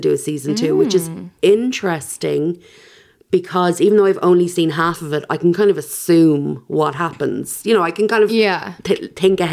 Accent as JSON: {"language": "English", "country": "Ireland", "said": "as an Irish person"}